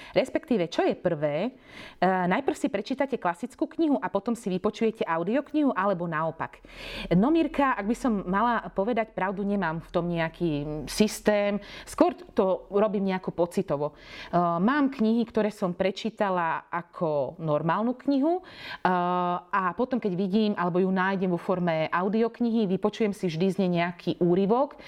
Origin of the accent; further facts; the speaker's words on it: eastern Slovakia, Slovakia; Ja sama pochádzam z dediny e, z východného Slovenska